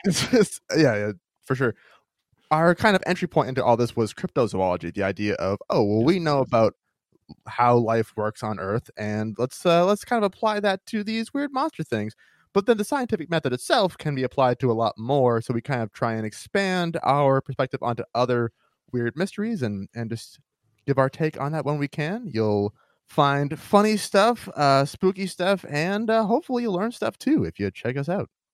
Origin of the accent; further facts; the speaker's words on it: Maine, United States; my home state of Maine